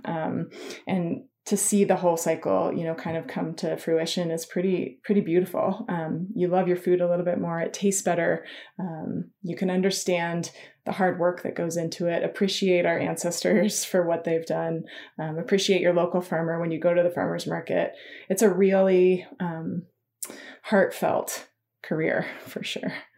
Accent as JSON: {"language": "English", "town": "Incline Village", "region": "Nevada", "country": "United States", "tie": "born or raised there", "also_born_or_lived": "Colorado", "moved": "yes", "said": "I grew up in Lake Tahoe, an inclined village"}